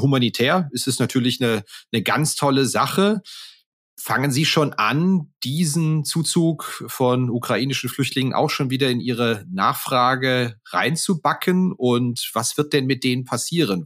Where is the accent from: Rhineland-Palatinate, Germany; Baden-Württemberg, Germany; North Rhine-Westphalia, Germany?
Rhineland-Palatinate, Germany; Koblenz region; Also ich komme beispielsweise aus der Region Koblenz